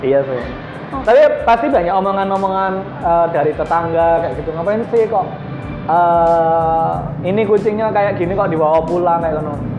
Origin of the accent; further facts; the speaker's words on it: Java, Indonesia; aku kan orang Jawa